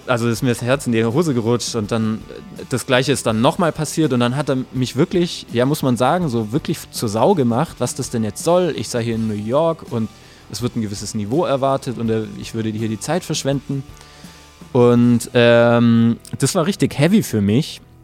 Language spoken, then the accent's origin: German; village near Böblingen, Baden-Württemberg, Germany; born or raised there; now in Stuttgart, Germany